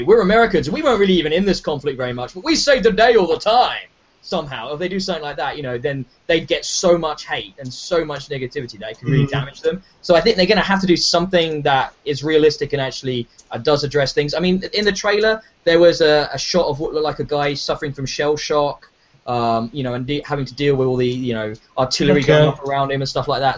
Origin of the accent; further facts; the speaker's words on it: United Kingdom; as a Brit